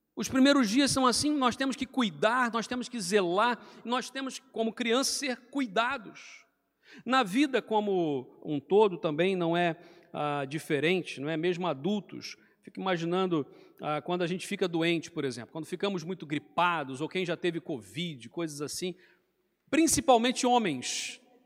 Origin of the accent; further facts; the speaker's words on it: Rio de Janeiro, Brazil; moved away as an adult; now in Portugal; eu vim do Rio de Janeiro, então lá fala-se muito 3, né, com I ali, 3